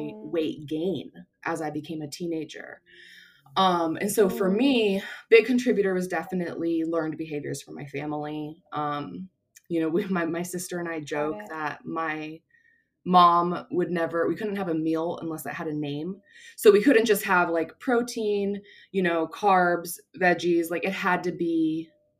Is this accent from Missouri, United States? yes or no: no; Orange County, California, United States; I grew up in Orange County.